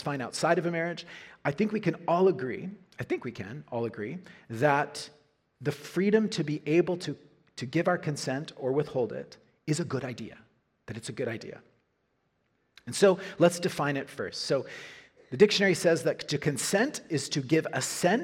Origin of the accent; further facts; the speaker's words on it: Norman, Oklahoma, United States; University of Oklahoma, my hometown